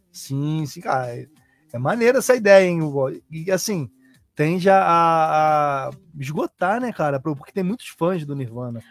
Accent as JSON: {"language": "Portuguese", "region": "Rio de Janeiro", "country": "Brazil", "accent": "Fluminense", "said": "Fluminense é meu caso"}